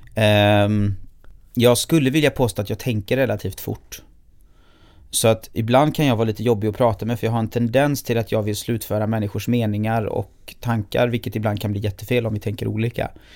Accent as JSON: {"language": "Swedish", "town": "Gothenburg", "region": "Västra Götaland", "country": "Sweden", "tie": "born or raised there"}